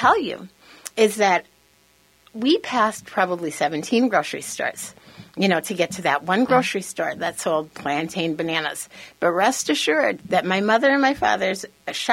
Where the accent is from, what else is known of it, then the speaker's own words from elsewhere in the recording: Minnesota, United States; English is a second language; I am a first-generation Afro-Cuban American. I was born and raised in Minnesota